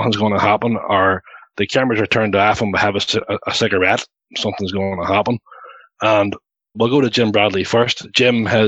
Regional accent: Ireland; we're all Irish guys.

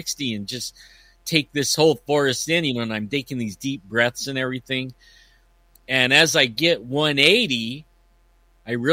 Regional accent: Yosemite, California, United States; I grew up in Yosemite and raised my kids in the mountains

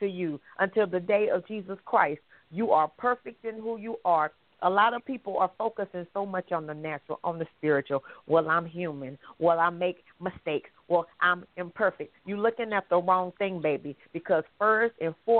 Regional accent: Anderson, South Carolina, United States; I am from Anderson, South Carolina

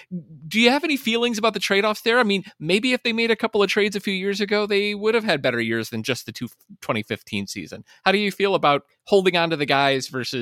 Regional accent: West Virginia, United States; moved away; I grew up in West Virginia

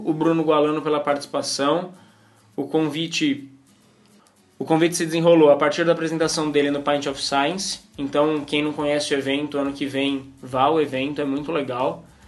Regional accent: São Paulo, Brazil; accent: paulistanês; meu paulistanês

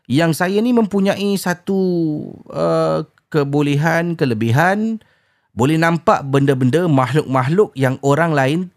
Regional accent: Kuala Lumpur, Malaysia; also born or lived in Johor; saya berasal dari Kuala Lumpur dan tapi pernah bersekolah di Johor suatu masa dahulu.

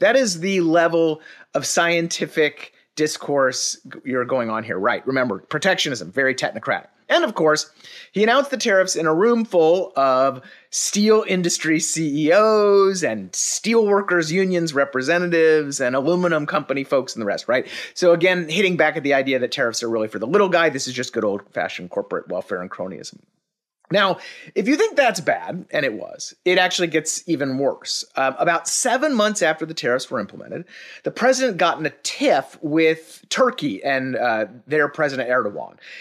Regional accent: Dallas, Texas, United States; was born and raised in Dallas

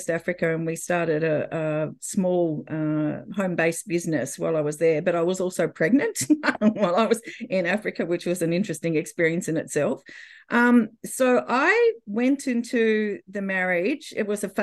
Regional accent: Australia; moved away as an adult; we were able to come back to Australia before the birth of my daughter. And that's when I was back in my home country

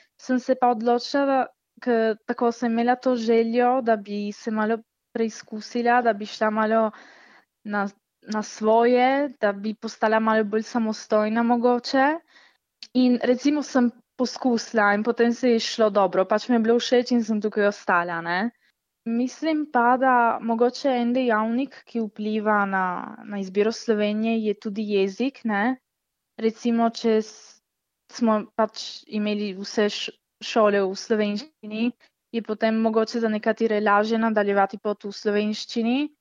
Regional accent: Italy; smo mi iz Italije

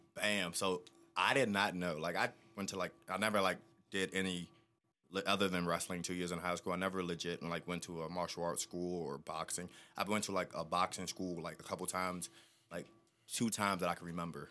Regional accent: Maryland, United States; also born or lived in Annapolis, Maryland / Charles County, Maryland; I am from Maryland. I was born in Annapolis

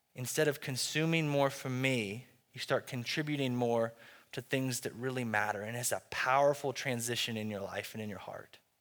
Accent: United States; as American Christians

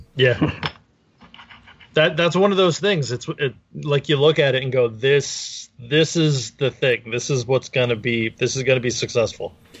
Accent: New Jersey, United States; also born or lived in Brick, Ocean County, New Jersey

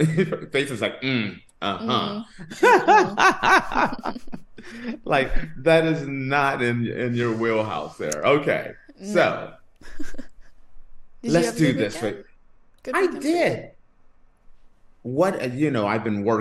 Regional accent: United States; moved away; as an American.

